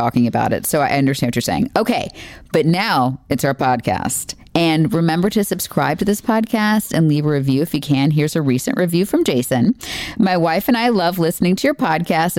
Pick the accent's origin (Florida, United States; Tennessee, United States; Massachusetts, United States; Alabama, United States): Florida, United States; I grew up in Florida and I really wanted to get out of Florida to go to college